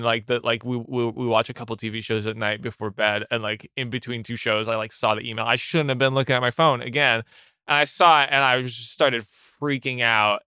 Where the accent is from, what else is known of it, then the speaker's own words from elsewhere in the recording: Ottawa, Ontario, Canada; moved away as an adult; now in Montreal, Canada; I'm originally from Ottawa, uh, which is in Canada, and I moved to Montreal, like, eight eight years ago